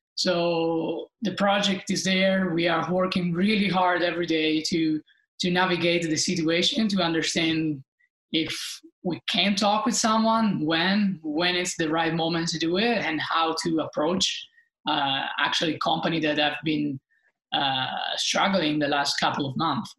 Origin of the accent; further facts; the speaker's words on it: Italy; being Italian